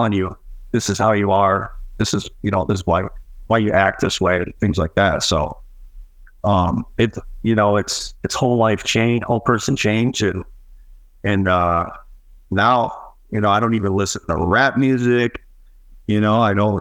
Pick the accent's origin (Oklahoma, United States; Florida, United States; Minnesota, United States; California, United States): Minnesota, United States; St. Paul; moved away as an adult; now in Utah, United States; I'm from St. Paul, Minnesota